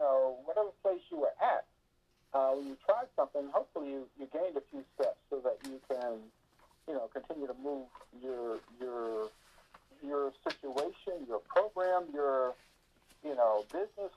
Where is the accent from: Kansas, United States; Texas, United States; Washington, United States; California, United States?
Texas, United States; Houston; when I was raised up in Houston, we used to go to the summit for concerts and for Rocky basketball games